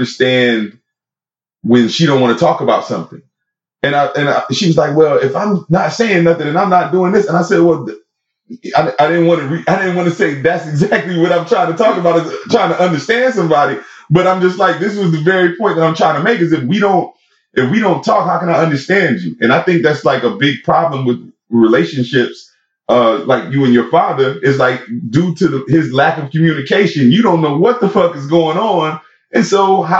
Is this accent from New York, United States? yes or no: no; Florida, United States; also born or lived in Puerto Rico; I'm from Florida